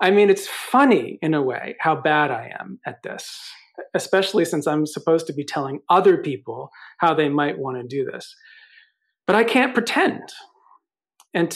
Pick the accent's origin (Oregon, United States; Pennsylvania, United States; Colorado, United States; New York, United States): New York, United States; I'm from New York